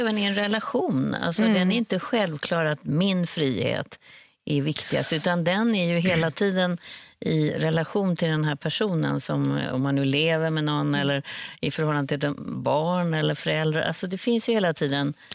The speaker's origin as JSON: {"language": "Swedish", "country": "Sweden", "said": "stå som svensk"}